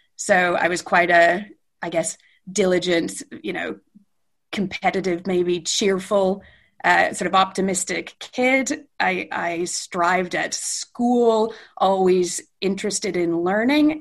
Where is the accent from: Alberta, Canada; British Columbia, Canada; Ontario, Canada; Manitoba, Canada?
Alberta, Canada; Edmonton; moved away as an adult; also born or lived in London, United Kingdom / Calgary; now in Manchester, United Kingdom; I'm Canadian and spent my formative years in in really glorious Western Canada. I grew up in Edmonton